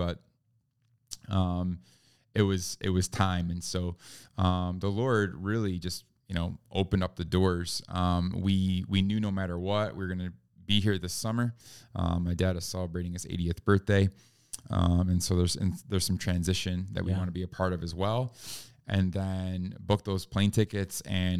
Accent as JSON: {"language": "English", "region": "New York", "country": "United States", "tie": "born or raised there", "also_born_or_lived": "California / North Carolina / Virginia / Florida", "said": "Born and raised in New York. That's where I grew up. From there, moved around the country a bit."}